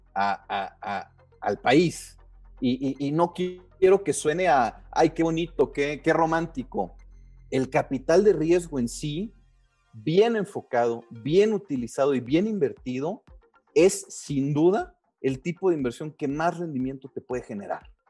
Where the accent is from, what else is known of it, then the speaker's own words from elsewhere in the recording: Mexico; nosotros como mexicanos